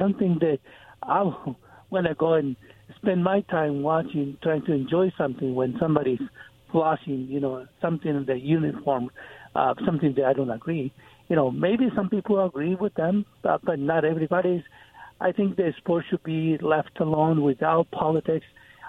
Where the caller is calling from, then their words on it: Kennewick, Washington, United States; Yeah, this is … from Kennewick.